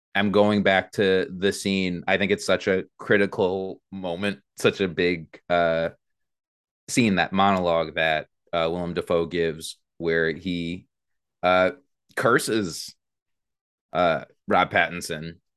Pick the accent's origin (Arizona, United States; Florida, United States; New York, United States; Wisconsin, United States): New York, United States; Mineola; I was born in Mineola.